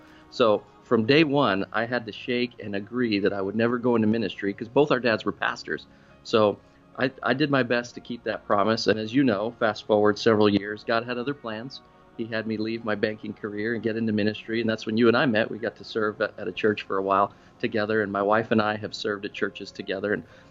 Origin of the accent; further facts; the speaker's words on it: Florida, United States; moved away; I came from South Florida and, you know, I had the South Florida colors and the flamboyant fashion